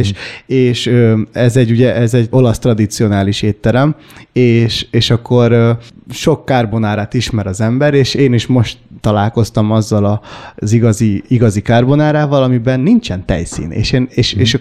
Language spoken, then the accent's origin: Hungarian; Hungary; Apukám révén kambodzsai vagyok, én már itt születtem